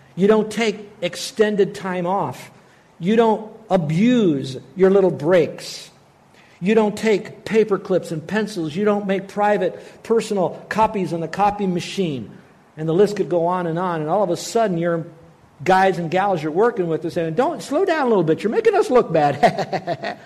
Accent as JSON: {"language": "English", "country": "United States", "said": "I'm an American"}